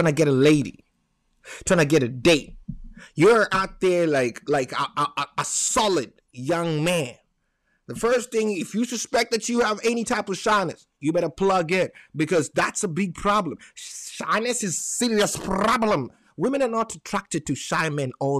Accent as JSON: {"language": "English", "region": "Nairobi", "country": "Kenya", "tie": "born or raised there", "second_language": "English", "moved": "yes", "lives_now": "United States", "said": "I was born in Nairobi, Kenya"}